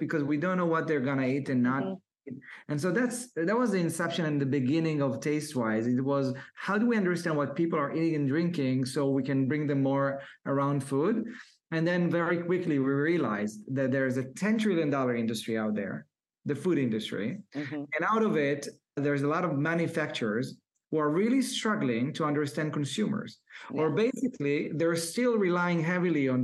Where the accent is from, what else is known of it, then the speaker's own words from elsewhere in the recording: Israel; I was born and raised in Israel for a low middle class family.